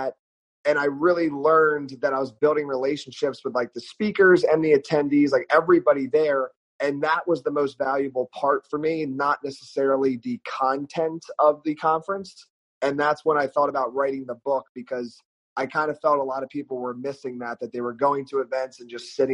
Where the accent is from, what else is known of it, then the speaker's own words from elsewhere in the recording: Pennsylvania, United States; moved away as an adult; also born or lived in South Carolina; I grew up in Pennsylvania. I went to college in South Carolina, though.